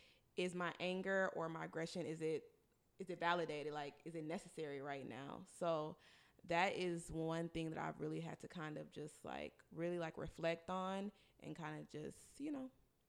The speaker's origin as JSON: {"language": "English", "country": "Nigeria", "said": "For me, this is C, being a Nigerian woman, you know, well, really in a Nigerian household"}